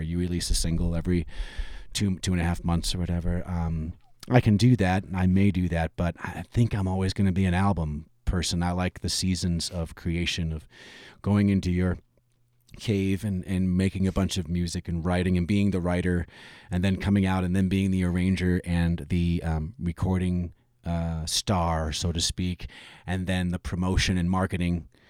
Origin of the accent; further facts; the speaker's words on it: Michigan, United States; moved away; I'm originally from Michigan